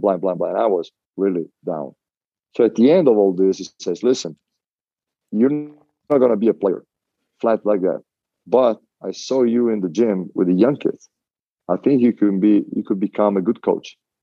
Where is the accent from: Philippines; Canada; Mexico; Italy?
Italy; Venice, Veneto; moved away; I grew up in Mestre and Venice